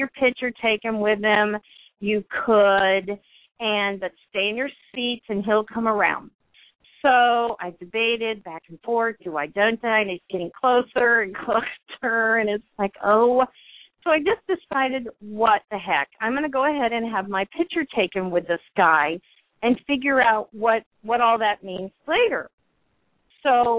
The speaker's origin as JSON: {"language": "English", "country": "United States", "said": "we're both American"}